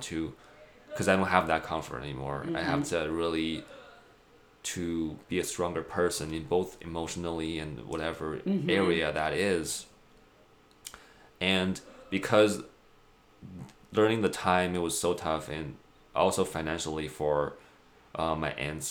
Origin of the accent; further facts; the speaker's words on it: China; moved away as an adult; now in United States; born and raised in China, moved to United States 6 years ago